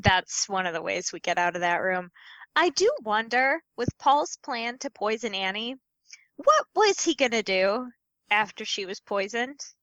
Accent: Midwest, United States; as a Midwesterner

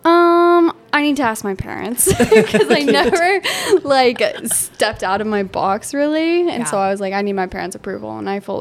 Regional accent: Boise, Idaho, United States; also born or lived in Kuna, Idaho; I was born and raised in Boise

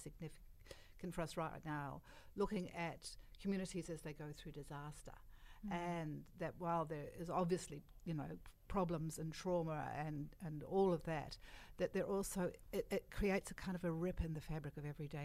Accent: New Zealand; I come from Aotearoa

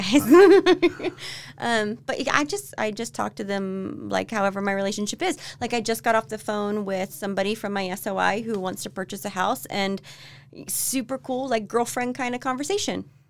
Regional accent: Florida, United States; moved away as an adult; also born or lived in Tennessee / Mississippi / Texas; now in Utah, United States; I'm from Florida.

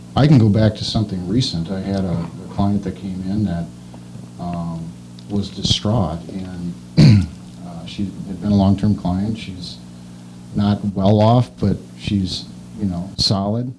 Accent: Wisconsin, United States; also born or lived in Kingston, Wisconsin / Dalton, Wisconsin / Markesan, Wisconsin / La Crosse, Wisconsin; I grew up in Wisconsin. I'm a native, lived here my entire life.

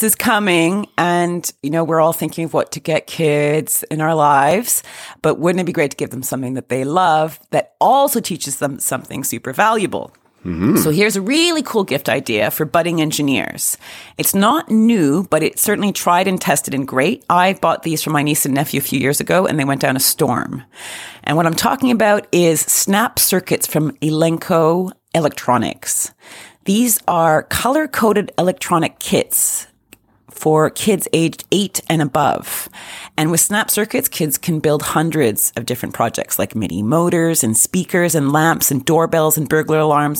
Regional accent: Canada; being Canadian

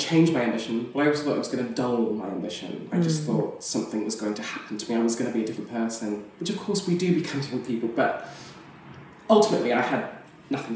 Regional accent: Canada; moved away; I come from North America originally. I mean, not America, Canada, which is slightly different.

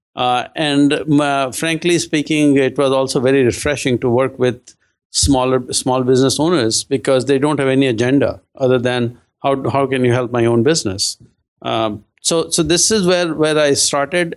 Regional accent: India; moved away; I'm originally from India

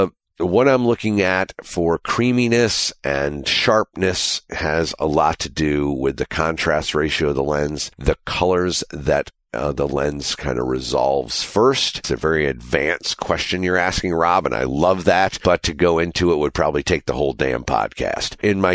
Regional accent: Panama; I'm a DP from Panama, Republic of Panama.

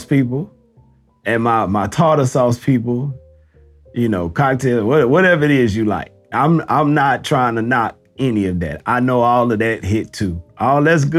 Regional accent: the South, United States; I'm from the South

